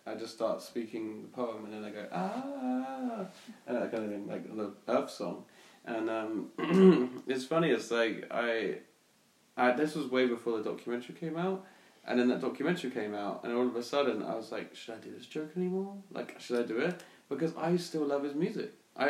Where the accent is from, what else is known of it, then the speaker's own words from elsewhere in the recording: England, United Kingdom; I mean, especially growing up in England, I think that's a problem too